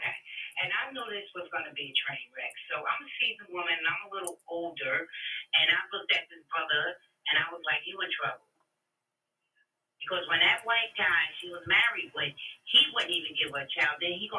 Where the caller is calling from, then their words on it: New Jersey, United States; I'm from New Jersey.